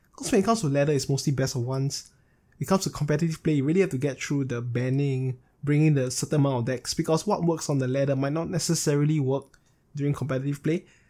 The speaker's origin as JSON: {"language": "English", "country": "Singapore", "tie": "born or raised there", "said": "I was settled down in Singapore, which is my home state, if you guys are not aware, I'm from Singapore."}